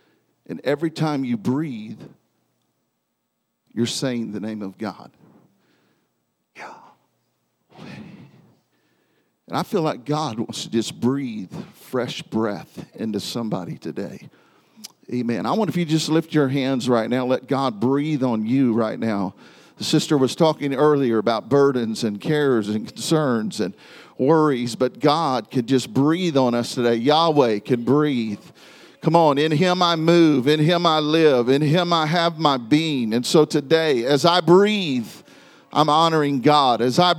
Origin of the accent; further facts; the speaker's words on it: Independence, Missouri, United States; But I was born in Independence, Missouri. My father pastored in Kansas City, and so my first years of life were spent here in this area.